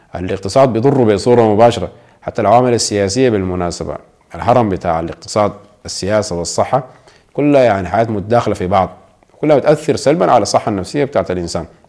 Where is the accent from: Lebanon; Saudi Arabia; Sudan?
Sudan; ونحن كشعب سوداني